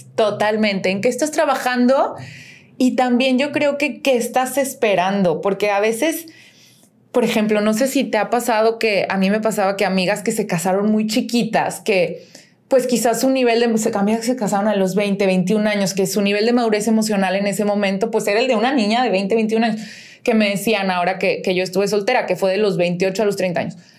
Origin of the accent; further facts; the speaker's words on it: León, Guanajuato, Mexico; soy de León